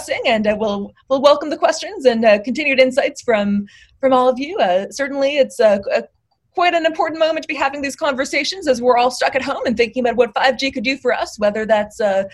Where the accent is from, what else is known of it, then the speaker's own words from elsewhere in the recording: United States; as an American